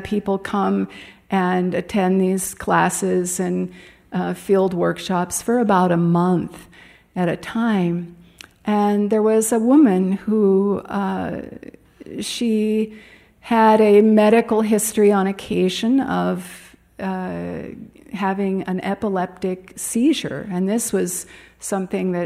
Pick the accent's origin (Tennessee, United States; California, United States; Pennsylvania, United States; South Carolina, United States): California, United States; Los Angeles; moved away as an adult; now in Ananda Village, United States; my mother's home where I grew up in Pacific Palisades